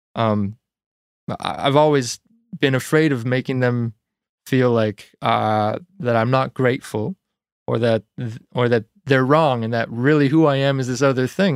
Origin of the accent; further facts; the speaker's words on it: Ontario, Canada; moved away as an adult; now in Nova Scotia, Canada; I grew up in small town Ontario, outside of a small town, actually, so it was a road.